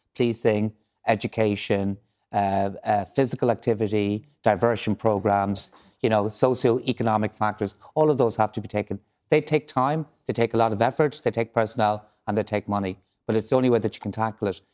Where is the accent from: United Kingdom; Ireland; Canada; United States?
Ireland; Galway, Connacht; moved away; I grew up in Galway